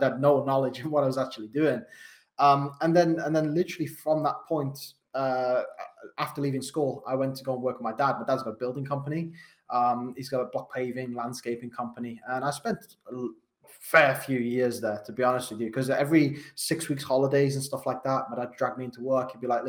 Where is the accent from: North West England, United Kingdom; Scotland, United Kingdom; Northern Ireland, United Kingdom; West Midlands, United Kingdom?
West Midlands, United Kingdom; Wolverhampton; accent: Wolverhampton; So I'm from Wolverhampton. You might not be able to tell from my accent. I've spent a lot of time being a coach trying to change it because it's probably one of the hardest ones to understand in the UK. I'm from Wolverhampton.